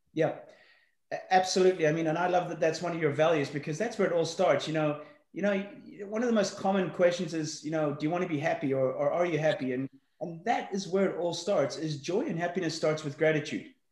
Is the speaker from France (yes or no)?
no; Johannesburg, Gauteng, South Africa; also born or lived in Belfast, Northern Ireland; I was brought up in South Africa. I was born in Belfast, Northern Ireland. We left there when I was six. Um, uh, moved to, uh, to Johannesburg, South Africa